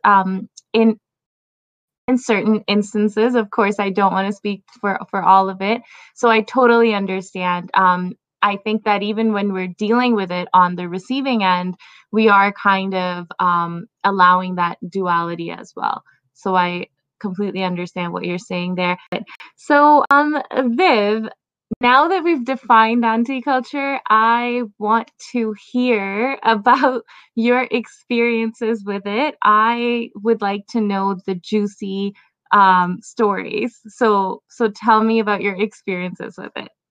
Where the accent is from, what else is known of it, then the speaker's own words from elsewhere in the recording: Pakistan; now in Toronto, Canada; I was born in Pakistan and lived there for a bit. Now, living in Canada